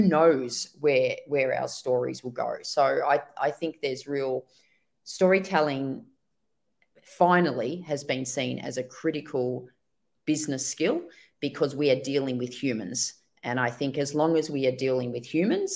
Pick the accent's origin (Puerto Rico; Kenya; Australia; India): Australia; I'm from Australia